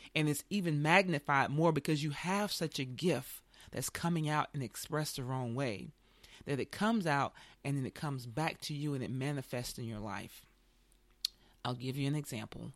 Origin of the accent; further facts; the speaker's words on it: the South, United States; I grew up with certain religion, like most people did in the South